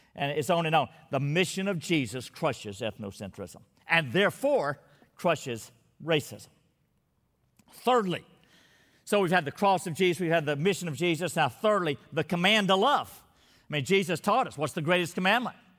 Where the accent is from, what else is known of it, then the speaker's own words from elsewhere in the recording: Texas, United States; my state, Texas